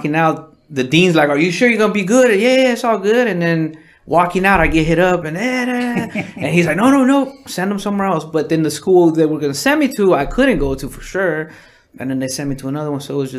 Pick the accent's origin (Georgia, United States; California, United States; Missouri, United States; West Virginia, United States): California, United States; Los Angeles; also born or lived in Zamora, Michoacán, Mexico; Raised in the valley, San Fernando Valley